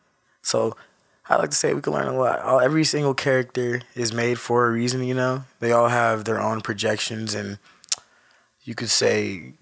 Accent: Southern California, United States; also born or lived in Orange County / Moreno Valley / Riverside / Los Angeles; I'm from California, bro. Southern California. I like to say I'm a nomad, you know, a bit of a nomad. I've lived all over SoCal. I lived in Moreno Valley for a bit, Riverside. I stayed in LA with my auntie for a while.

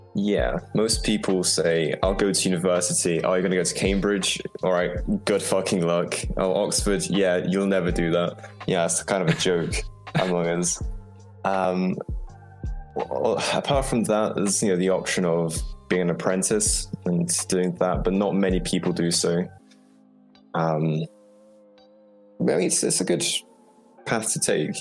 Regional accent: Poland; now in England, United Kingdom; I'm originally from Poland

